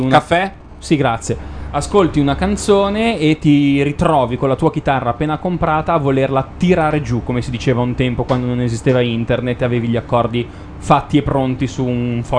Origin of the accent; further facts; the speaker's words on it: Milan, Lombardy, Italy; siamo di Milano